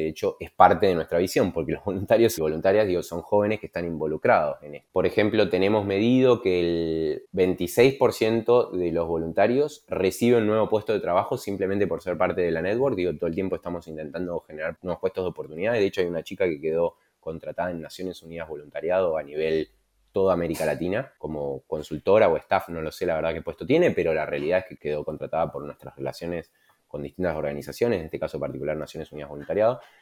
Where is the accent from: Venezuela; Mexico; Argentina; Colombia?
Argentina; moved away as an adult; also born or lived in Germany; siendo argentino